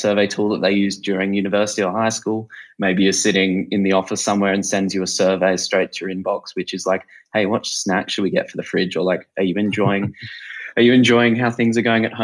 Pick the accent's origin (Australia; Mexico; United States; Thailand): Australia; Sydney, New South Wales; I'm from Sydney, Australia.